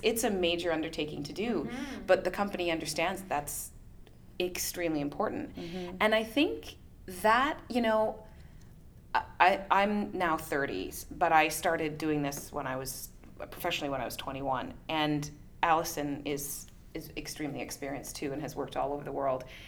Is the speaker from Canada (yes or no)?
yes; Canada; being Canadian